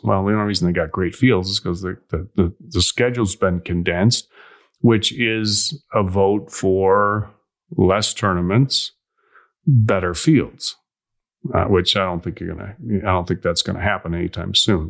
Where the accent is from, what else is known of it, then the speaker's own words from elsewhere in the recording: Illinois, United States; I'm from Illinois